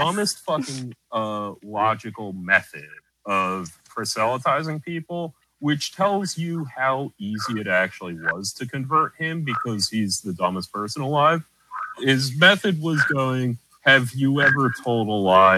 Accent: United States; I like kind of grew up close to it

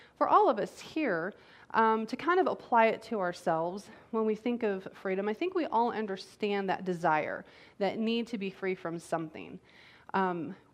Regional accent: United States; as American citizens

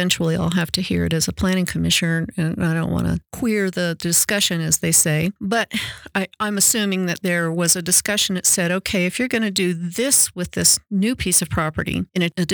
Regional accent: North Carolina, United States; now in Colorado, United States; I grew up in North Carolina, too

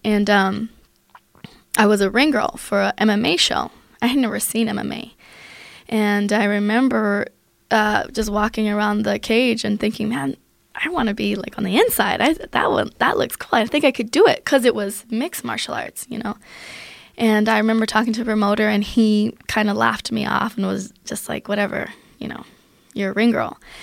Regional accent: Aurora, Colorado, United States; also born or lived in Germany; I grew up in Aurora, Colorado

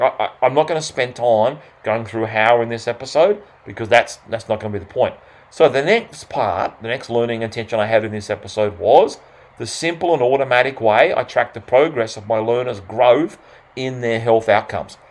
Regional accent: Australia; accent: Australian; my fast Australian accent

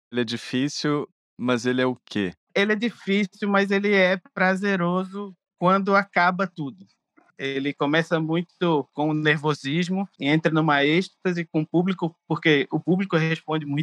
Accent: Rio de Janeiro, Brazil; accent: carioca; now in Pernambuco, Brazil; Porque minha família é toda daqui de Pernambuco e eu nasci no Rio. Então, quando eu era criança, eu, eu vinha cá para Pernambuco, mas eu tinha um sotaque de criança carioca.

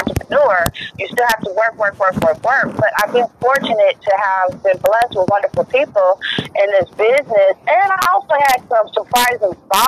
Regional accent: Richmond, California, United States; from Richmond, California, original Bay Area, Yay Area

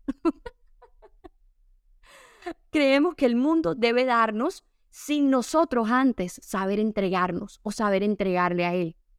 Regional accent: Caribbean coast of Colombia, Colombia; Yo soy costeña

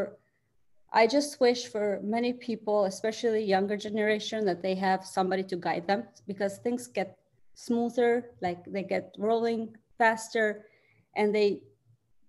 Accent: Albania; English is a second language; moved away as an adult; now in Michigan, United States; I'm originally from Albania. I came here in 2003.

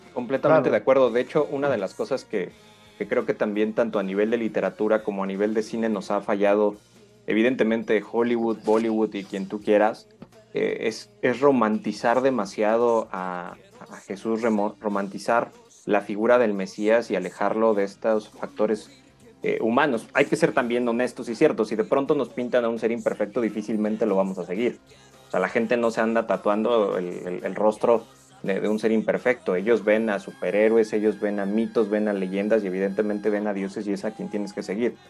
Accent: Mexico; crecimos con, este cine católico, muchos de nosotros en, la cultura mexicana

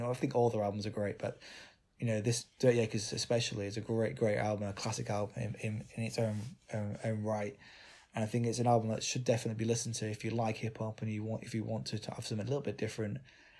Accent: United Kingdom; we as British people, obviously, and it was obviously we're both white

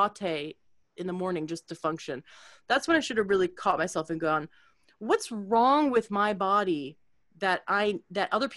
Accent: Canada; now in United States; I was new to the States. I'm from Canada and I live here now for a long time.

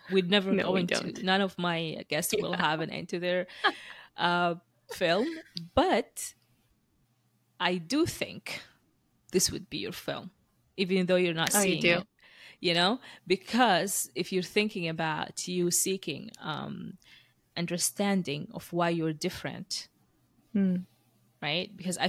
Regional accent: Moscow, Russia; born there; like I was born in Moscow and you were born in US, right?

